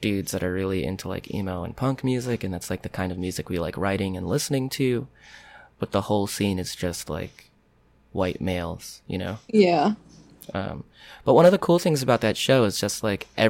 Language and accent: English; Rockland County, New York, United States; I grew up like right across the Tappan Zee Bridge in Rockland County